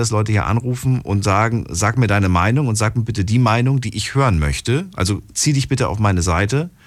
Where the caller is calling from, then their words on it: Heidenheim, Baden-Württemberg, Germany; Ja, hier ist der … Ich komme aus Heidenheim.